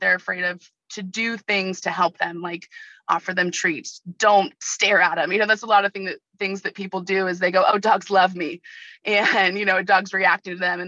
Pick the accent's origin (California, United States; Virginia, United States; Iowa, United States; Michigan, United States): California, United States; Ventura County, Southern; also born or lived in Oregon / San Diego; I wanted to come back to Southern California. It's where I'm from. I grew up in Ventura County.